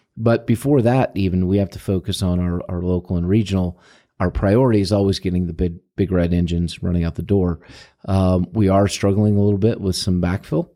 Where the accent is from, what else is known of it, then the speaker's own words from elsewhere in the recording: St. Louis, Missouri, United States; moved away; I'm from Saint Louis